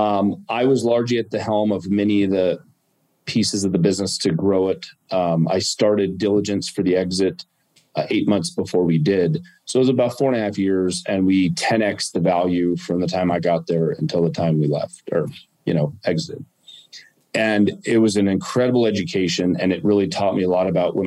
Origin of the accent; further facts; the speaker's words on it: Arizona, United States; also born or lived in California; I grew up in Arizona